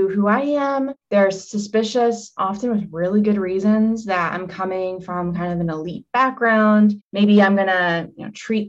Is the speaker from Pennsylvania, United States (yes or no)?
yes; Harmony, Pennsylvania, United States; So I grew up outside of Pittsburgh in the small town of Hermony, a rural community, a village of 700.